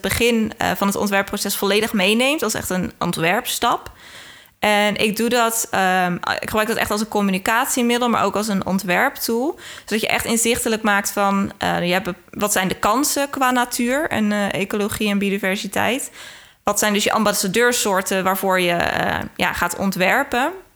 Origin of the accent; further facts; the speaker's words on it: Rotterdam, South Holland, Netherlands; ik ben half Engels, maar echt opgegroeid in Rotterdam